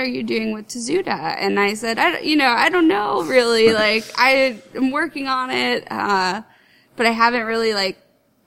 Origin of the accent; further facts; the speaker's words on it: Bloomfield, New Jersey, United States; moved away as an adult; also born or lived in Clifton, New Jersey; now in Philadelphia area, United States; I grew up in Bloomfield, New Jersey